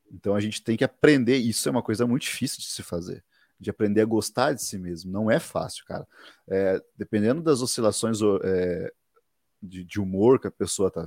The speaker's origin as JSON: {"language": "Portuguese", "town": "Guarapuava", "region": "Paraná", "country": "Brazil", "tie": "born there", "said": "nasci aqui é, em Guarapuava, Paraná."}